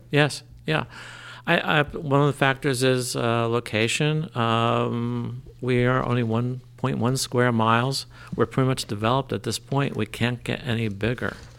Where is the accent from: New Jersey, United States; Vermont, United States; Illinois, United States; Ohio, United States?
New Jersey, United States; Trenton; now in Lambertville, United States; I grew up in Trenton.